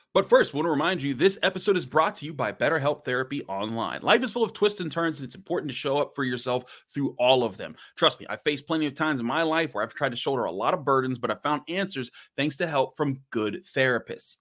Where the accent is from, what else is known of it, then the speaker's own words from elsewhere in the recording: Pittsburgh, Pennsylvania, United States; also born or lived in Cheyney University, near Philadelphia; I grew up in Pittsburgh